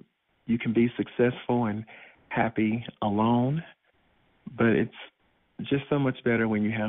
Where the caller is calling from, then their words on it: College Park, United States; Hey, everyone. I'm calling from College Park. I'm a 42, soon to be 43-year-old African-American submissive bottom